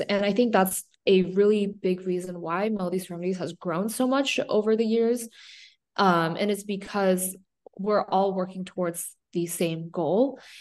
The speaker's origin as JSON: {"language": "English", "town": "San Diego", "region": "California", "country": "United States", "tie": "born or raised there", "said": "San Diego, um, which is my hometown"}